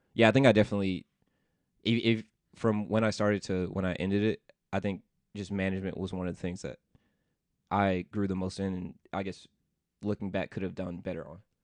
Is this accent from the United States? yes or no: yes; Memphis, Tennessee, United States; moved away as an adult; also born or lived in Washington, D.C.; I grew up in Memphis, Tennessee